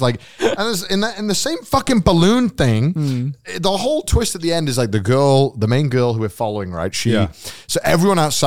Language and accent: English; United Kingdom; accent: British; in my British accent